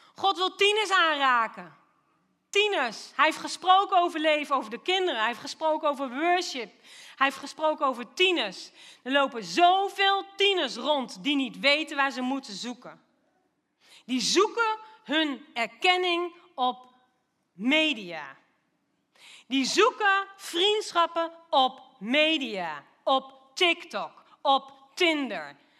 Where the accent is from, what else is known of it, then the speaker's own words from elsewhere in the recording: Lochem, Gelderland, Netherlands; now in Doetinchem, Netherlands; ik ben wel opgegroeid in Lochem